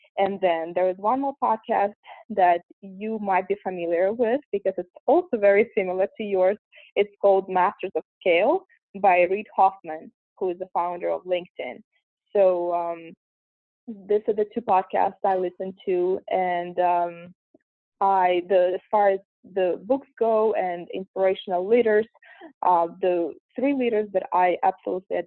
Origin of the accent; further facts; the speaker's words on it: Russia; English is a second language; moved away as an adult; now in United States; I'm originally from Russia, and I was born and raised there. I moved here at the age of 19